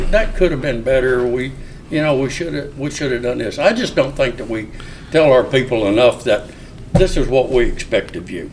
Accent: Arkansas, United States; moved away as an adult; also born or lived in Mobile, Alabama / Ketchikan, Alaska / Corpus Christi, Texas / Cincinnati, Ohio; I was raised in Arkansas

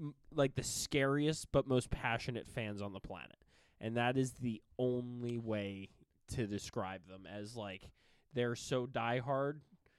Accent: Central New Jersey, United States; I grew up in the center of Jersey, right near the Capitol

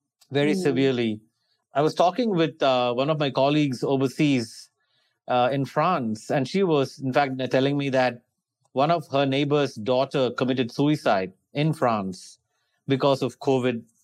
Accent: India; moved away as an adult; also born or lived in Australia; I was born and raised in India, and then I went to Australia to do my higher studies, master's, and then migrated to Australia.

